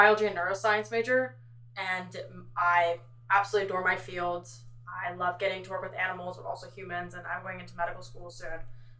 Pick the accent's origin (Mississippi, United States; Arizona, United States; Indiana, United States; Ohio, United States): Mississippi, United States; And as an out-of-state person, because I'm coming from Mississippi, I really wanted to get away from Ole Miss, Mississippi State